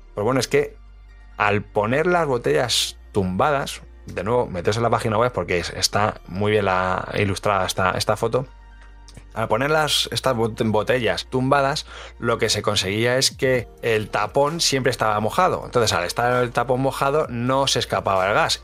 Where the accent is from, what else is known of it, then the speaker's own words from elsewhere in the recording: Madrid, Community of Madrid, Spain; a mí como madrileño